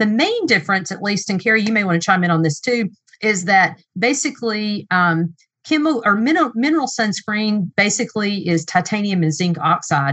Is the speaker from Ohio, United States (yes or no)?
no; East Tennessee, United States; I'm from Tennessee, by the way, and we have some nice lakes and nice places to paddle, even close to where I live in East Tennessee